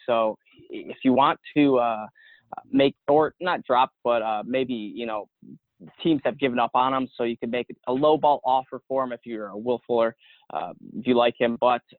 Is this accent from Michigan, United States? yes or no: yes; Detroit, Michigan, United States; my hometown Lions